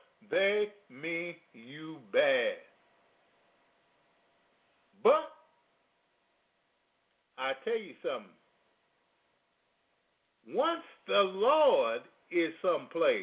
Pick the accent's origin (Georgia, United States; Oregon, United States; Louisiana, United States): Louisiana, United States; now in Chicago, United States; I come from Louisiana